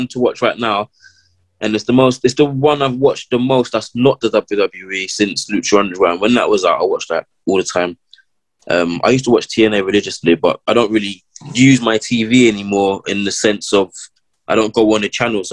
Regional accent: London, United Kingdom; I'm from London

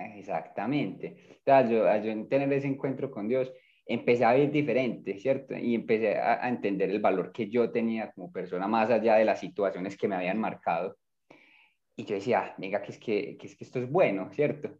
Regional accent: Medellín, Antioquia, Colombia; Yo nací aquí en Medellín

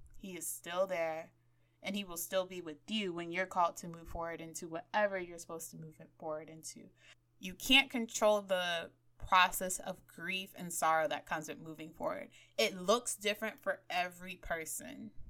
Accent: Miami, Florida, United States; growing up in Miami

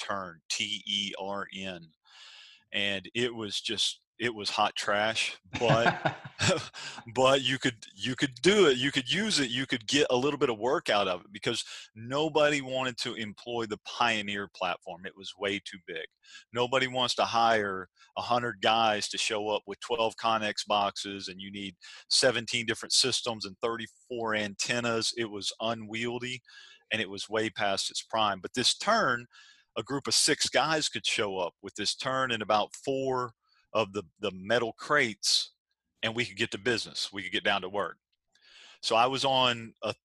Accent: Arkansas, United States; now in Virginia Beach, United States; I'm from Arkansas originally

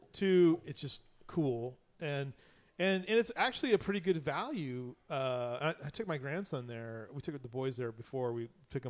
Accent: Southern California, United States; now in Kerrville, United States; I'm from Southern California. I grew up there.

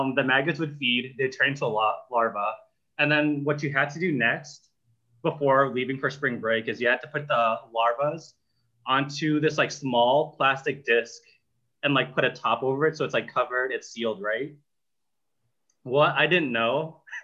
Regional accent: Boston, Massachusetts, United States; I'm from Boston

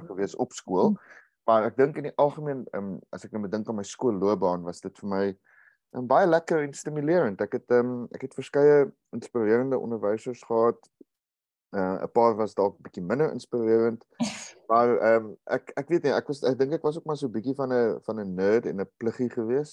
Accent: Uitenhage, Eastern Cape, South Africa; ek het groot geword in in Uitenaag

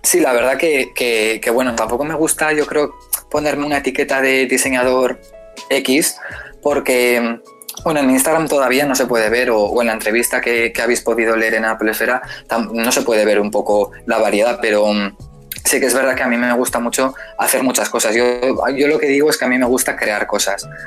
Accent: San Sebastián, Basque Country, Spain; soy español eh, de San Sebastián

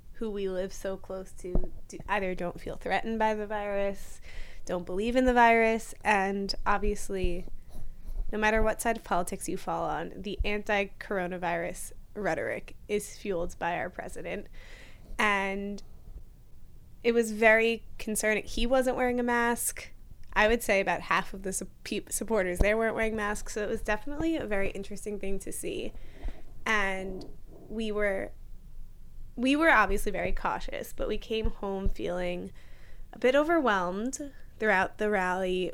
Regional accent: New York, United States; moved away as an adult; now in Pennsylvania, United States; We're both from New York

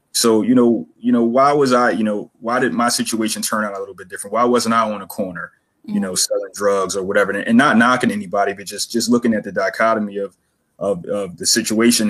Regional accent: Philadelphia, Pennsylvania, United States; I'm born and raised in Philadelphia. Uh, grew up in Logan, Logan section of Philly

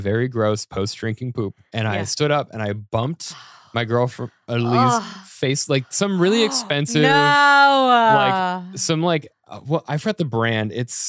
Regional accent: Colorado, United States; And I'm like, I'm from Colorado where all the berries are poisonous, right?

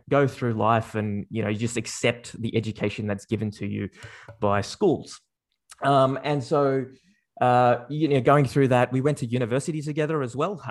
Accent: Sydney, New South Wales, Australia; I was born and raised in Sydney. Uh, I've grown up there, uh, or here, um, for, for my entire life

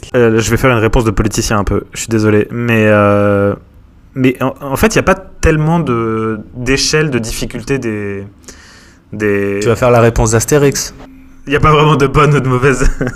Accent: Montpellier, Occitania, France; moved away as an adult; also born or lived in Paris; now in Montpellier, France; je suis originaire de Montpellier

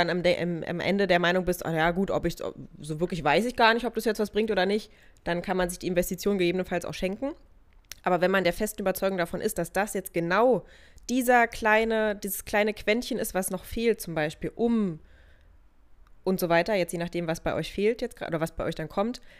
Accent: Germany; bei uns in Deutschland

